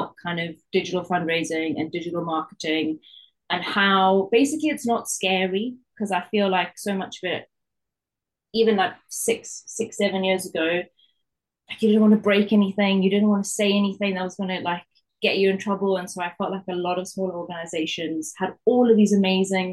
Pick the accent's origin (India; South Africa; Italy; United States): South Africa; accent: Geordie-South-African; now in Newcastle, United Kingdom; I grew up in South Africa